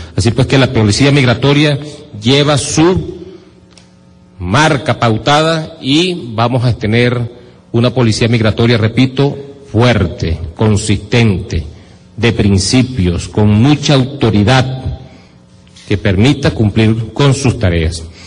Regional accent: Venezuela; nuestra razón de ser como venezolanos

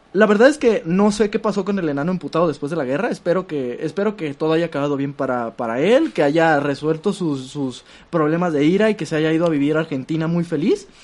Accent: Mexico; somos México del PRI

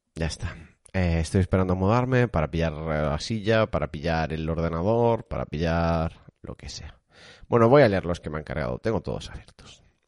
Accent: Galicia, Spain; yo soy gallego

